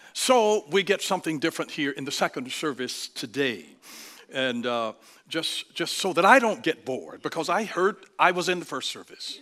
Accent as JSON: {"language": "English", "region": "Georgia", "country": "United States", "said": "I'm from Georgia. We get away with things that you can't get away"}